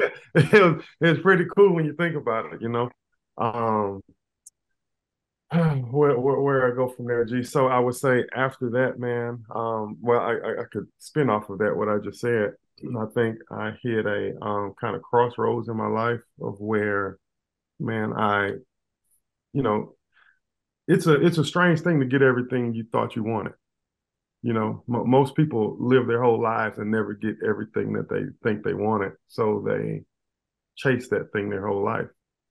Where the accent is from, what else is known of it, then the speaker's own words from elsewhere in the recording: Baton Rouge, Louisiana, United States; now in Birmingham, United States; I'm originally from Baton Rouge, Louisiana. You know, I tell people, man, I still got a lot of Baton Rouge in me